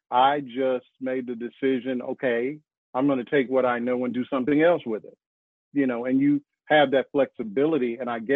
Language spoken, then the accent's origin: English; Arkansas, United States; also born or lived in New York / New Jersey; now in North Carolina, United States; I'm from Arkansas